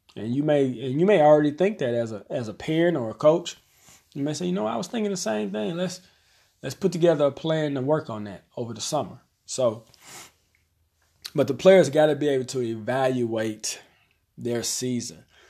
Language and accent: English; Arkansas, United States; here in my hometown, we have one public high school